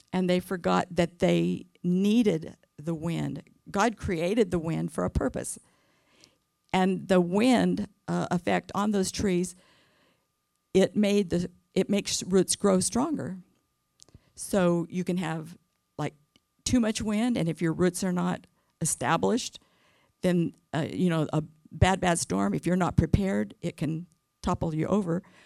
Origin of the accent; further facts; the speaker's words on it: California, United States; now in Arkansas, United States; I was born and raised in California